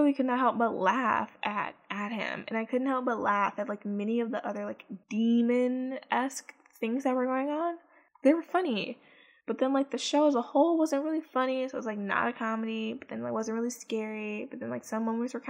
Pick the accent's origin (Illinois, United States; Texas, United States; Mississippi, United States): Illinois, United States; Chicago; Chicago, which is my hometown